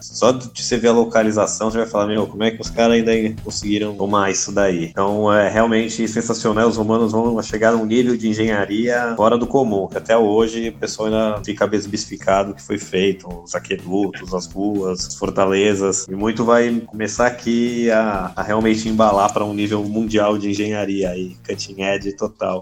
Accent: Santos, São Paulo, Brazil; eu sou de Santos, São Paulo

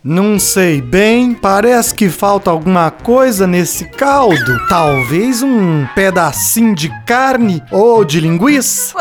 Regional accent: Minas Gerais, Brazil; Fica no mesmo estado da minha terra natal.

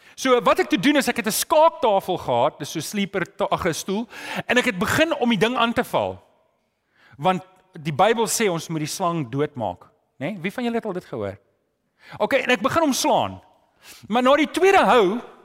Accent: South Africa; Ek weet as Afrikaner

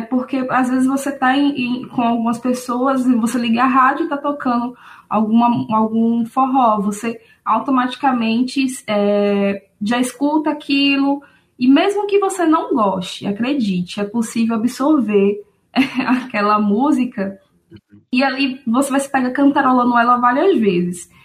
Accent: Aracaju, Sergipe, Brazil; eu sou da cidade de Aracaju, Sergipe, né? Resido aqui até hoje.

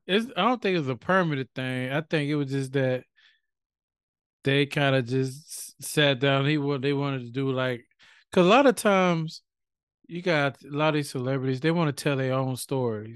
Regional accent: United States; we are American

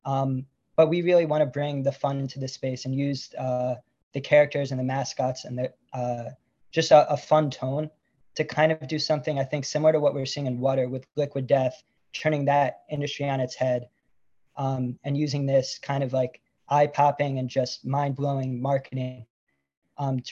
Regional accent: upstate New York, United States; moved away as an adult; also born or lived in Puerto Rico / Washington, D.C. / Florida; now in Los Angeles, United States; moving home to upstate New York

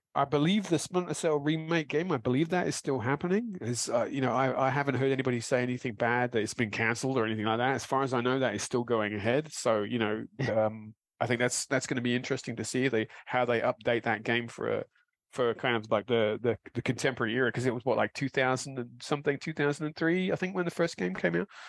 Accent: London, United Kingdom; born or raised there

